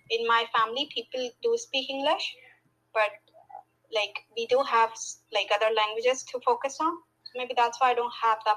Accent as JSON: {"language": "English", "country": "Pakistan", "second_language": "English", "said": "I'm from Pakistan, right next to India."}